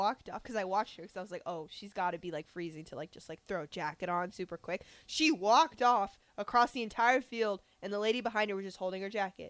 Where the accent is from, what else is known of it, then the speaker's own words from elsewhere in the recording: Nebraska, United States; I'm from Nebraska.